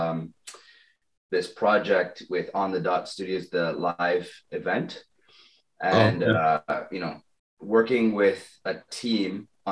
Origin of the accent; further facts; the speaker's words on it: Trinidad & Tobago; moved away; also born or lived in London; I lived in London, but you know what? I'm originally from Trinidad.